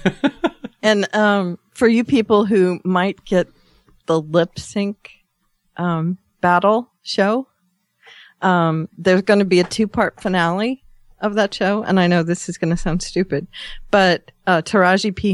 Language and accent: English; Australia; I did my Australian thanks for Canada.